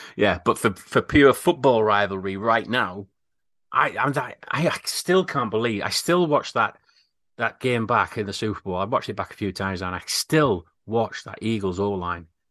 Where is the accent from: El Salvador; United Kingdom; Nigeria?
United Kingdom; We're very British